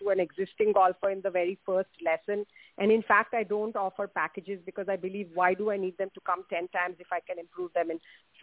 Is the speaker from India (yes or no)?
yes; India; moved away; I grew up in India